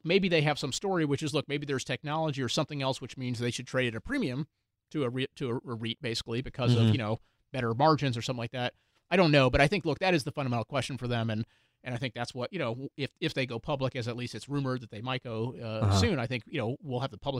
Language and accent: English; Houston, Texas, United States; I grew up in Houston.